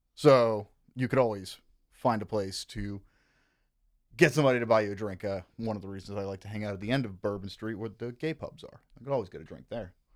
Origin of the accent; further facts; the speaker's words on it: Kenner, Louisiana, United States; also born or lived in New Orleans; I was raised in Kenner, Louisiana, which is part of what you would call the greater New Orleans metro area.